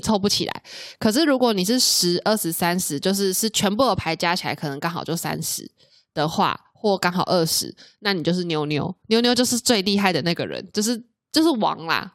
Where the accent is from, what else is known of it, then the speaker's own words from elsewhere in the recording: central Taiwan, Taiwan; moved away as an adult; also born or lived in Taoyuan; now in Hsinchu, Taiwan; 以前我也是在中部长大的小孩啦